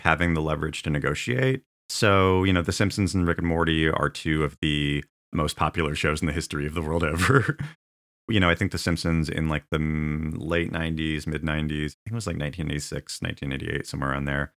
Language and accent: English; Tulalip Reservation, Washington, United States; I grew up in the Tlaloc Reservation